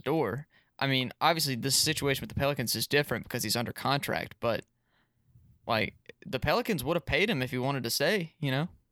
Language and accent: English; Chicago, Illinois, United States; I'm from Chicago